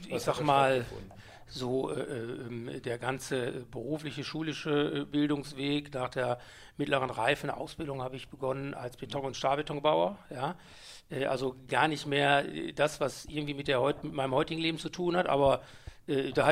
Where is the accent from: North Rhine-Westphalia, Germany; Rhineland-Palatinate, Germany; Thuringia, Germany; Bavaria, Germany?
North Rhine-Westphalia, Germany; Mülheim an der Ruhr; now in Essen, Germany; geboren in Mülheim an der Ruhr, 66.